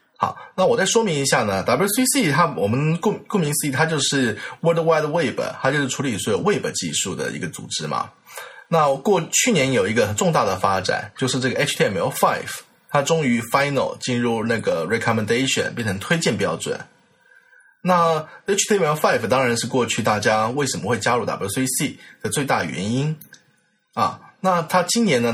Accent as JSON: {"language": "Chinese", "country": "Taiwan", "said": "我是我台湾过来"}